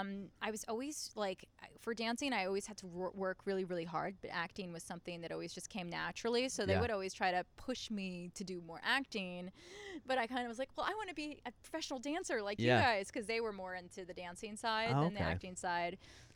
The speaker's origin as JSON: {"language": "English", "town": "New York City", "region": "New York", "country": "United States", "tie": "born or raised there", "said": "Queens. I'm a queen from Queens."}